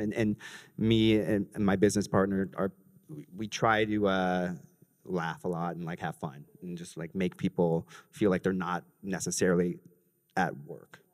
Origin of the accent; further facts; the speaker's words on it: Los Angeles, California, United States; now in New York City, United States; I'm from Los Angeles